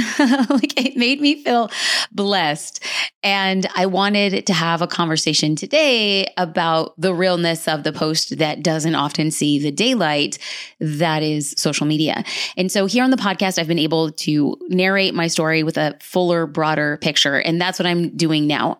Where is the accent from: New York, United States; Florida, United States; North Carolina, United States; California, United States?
California, United States; Los Angeles; I was born and raised in Los Angeles